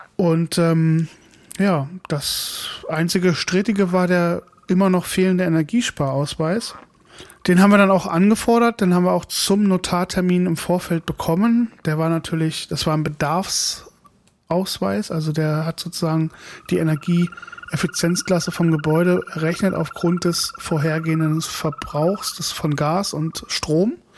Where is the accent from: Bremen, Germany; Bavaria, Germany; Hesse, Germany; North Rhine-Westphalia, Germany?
Hesse, Germany; now in Berlin area, Germany; in meine Heimat zurückzugehen, äh, nach Hessen